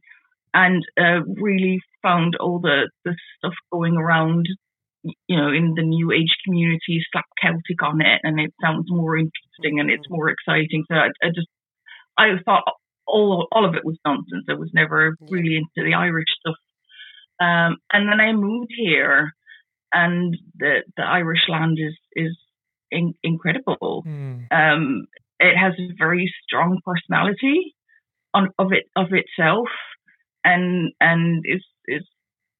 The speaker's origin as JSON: {"language": "English", "town": "Amsterdam", "region": "North Holland", "country": "Netherlands", "tie": "born or raised there", "accent": "weird accent", "moved": "as an adult", "lives_now": "Ireland", "said": "Actually, I'm half Dutch, half English. I've got a bit of a weird background, which is why I have a weird accent. So I was born in Amsterdam"}